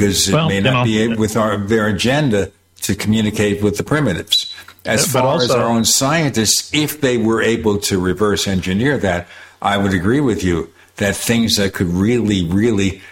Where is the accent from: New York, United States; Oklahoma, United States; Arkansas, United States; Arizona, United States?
New York, United States; I'm from New York